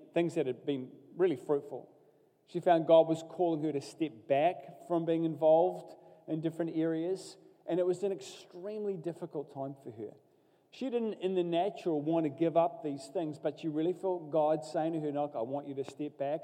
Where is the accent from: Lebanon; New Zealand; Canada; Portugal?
New Zealand; Katikati, Bay of Plenty; I grew up in Katikati in the Bay of Plenty